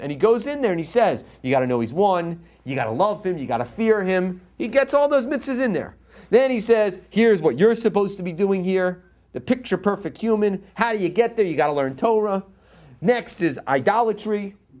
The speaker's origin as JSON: {"language": "English", "region": "East Coast", "country": "United States", "moved": "yes", "lives_now": "Los Angeles, United States", "said": "I'm from the East Coast."}